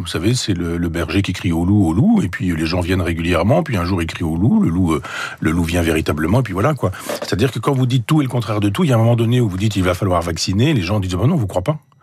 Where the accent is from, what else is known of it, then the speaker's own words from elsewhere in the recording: Chambois, Normandy, France; mon village natal à chambois